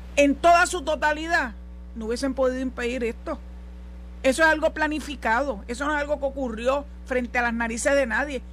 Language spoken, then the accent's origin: Spanish; Puerto Rico